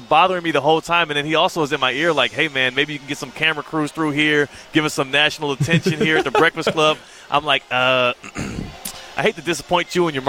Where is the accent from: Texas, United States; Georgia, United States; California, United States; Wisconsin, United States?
Texas, United States; Houston; I'm from Houston.